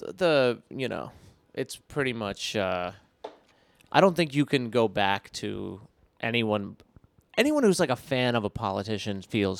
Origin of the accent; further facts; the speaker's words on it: Foster, Rhode Island, United States; He lived in my hometown in really? Foster, Rhode Island.